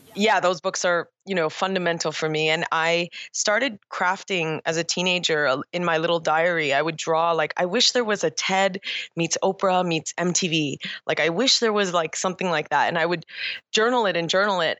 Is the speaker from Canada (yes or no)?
yes; Toronto, Ontario, Canada; I was born and raised in Toronto, Canada